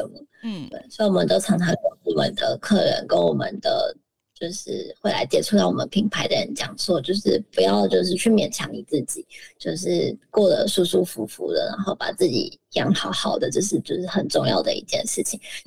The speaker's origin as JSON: {"language": "Chinese", "country": "Taiwan", "tie": "born or raised there", "moved": "as an adult", "lives_now": "Japan", "said": "我们生在台湾"}